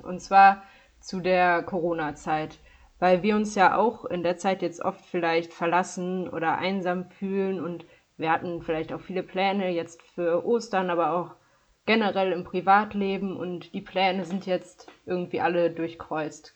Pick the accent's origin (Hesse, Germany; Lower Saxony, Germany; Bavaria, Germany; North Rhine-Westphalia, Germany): North Rhine-Westphalia, Germany; Dormagen; ich komme aus Dormagen-Hackenbruch. Das ist äh, nördlich von Köln im Erzbistum Köln